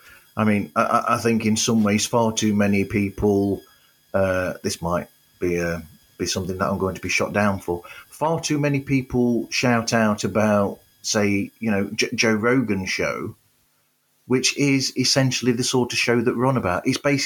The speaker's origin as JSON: {"language": "English", "country": "United Kingdom", "said": "Well, I'm going to use a British thing here because we're both British."}